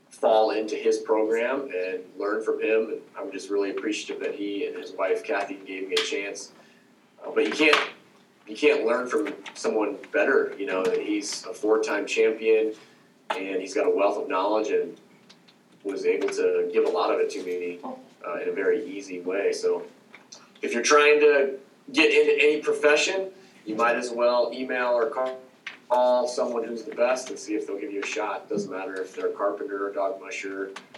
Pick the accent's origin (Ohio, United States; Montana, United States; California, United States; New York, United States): Ohio, United States; moved away as an adult; now in Willow, United States; I'm from Ohio, where I did not know anything about dog mushing